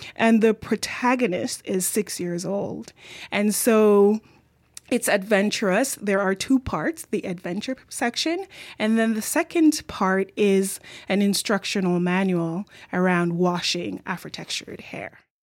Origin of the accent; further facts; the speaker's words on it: Jamaica; accent: Jamaican; now in Victoria, Canada; my Jamaican accent